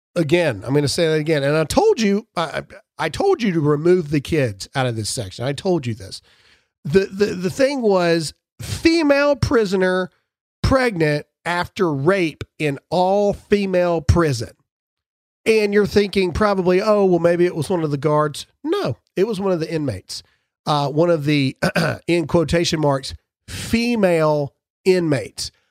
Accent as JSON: {"language": "English", "region": "Mississippi", "country": "United States", "said": "I'm from Mississippi"}